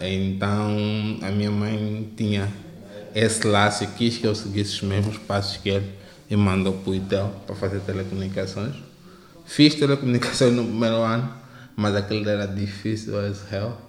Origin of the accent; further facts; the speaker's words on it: Hoji ya Henda, Luanda Province, Angola; eu cresci no Ajaenda